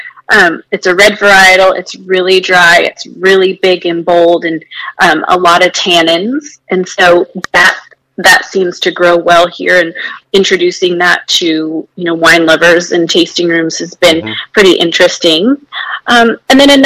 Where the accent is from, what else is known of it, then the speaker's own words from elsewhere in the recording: Paso Robles, California, United States; now in Texas, United States; I'm from Paso Robles